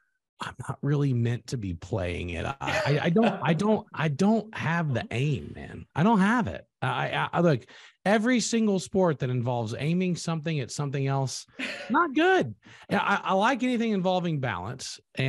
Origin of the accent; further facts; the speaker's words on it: Louisiana, United States; my home state of Louisiana.